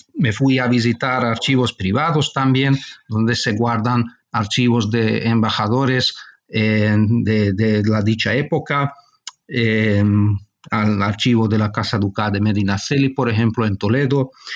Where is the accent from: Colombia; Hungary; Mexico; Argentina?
Hungary; Budapest; also born or lived in Barcelona, Spain; nací en España, en Barcelona. Mi padre es, es, eh, español, mejor decir catalán. pero yo cuando era niño, mis padres marcharon a vivir a Hungría y toda mi formación tuvo lugar en, en Hungría, en Budapest